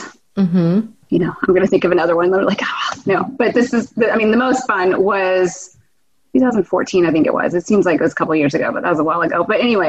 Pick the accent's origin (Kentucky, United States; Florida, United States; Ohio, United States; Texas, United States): Texas, United States; Houston; also born or lived in Eden, North Carolina / Los Angeles, California; now in Austin, United States; I grew up in Houston, Texas. Okay. I was born in North Carolina in a small town called Eden. But then we moved there to Houston when I was 5. So I grew up there.